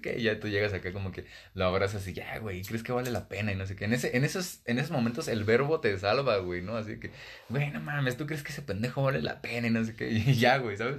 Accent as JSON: {"language": "Spanish", "town": "Ecatepec", "region": "State of Mexico", "country": "Mexico", "said": "venimos de acá, ¿no? Que venimos de Catepec"}